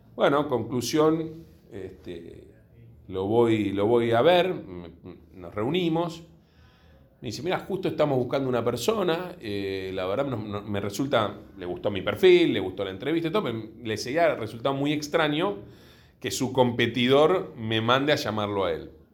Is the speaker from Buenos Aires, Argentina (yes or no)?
yes; Buenos Aires, Argentina; sí sé que soy de Villurquiza de toda la vida. Eh, la familia de mi padre de, de Villurquiza, así que desde que tengo uso de razón viví ahí